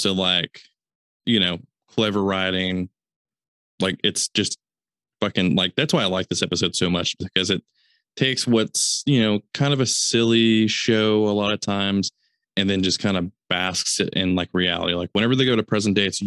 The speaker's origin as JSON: {"language": "English", "region": "the South", "country": "United States", "said": "We're from the South"}